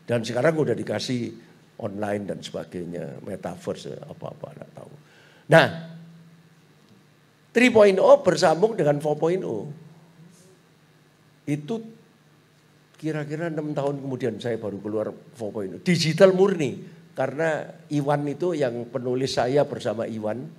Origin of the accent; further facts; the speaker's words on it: Surabaya, East Java, Indonesia; Nek kita ini kan Chinese Surabaya pak. Wis Chinese Katolik lagi.